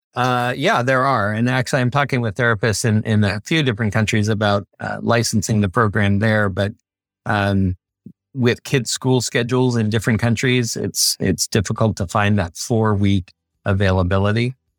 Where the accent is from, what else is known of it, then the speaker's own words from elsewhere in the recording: Bay Area, California, United States; I grew up in the Bay Area